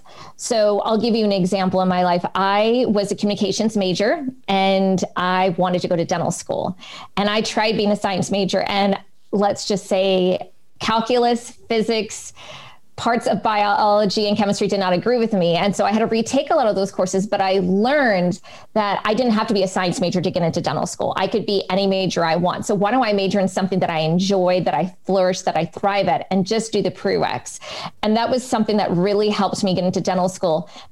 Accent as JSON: {"language": "English", "region": "West Coast", "country": "United States", "accent": "American", "said": "and then my American accent starts slipping through. But yes, for me, home is back in the United States. I am definitely a West Coast girl."}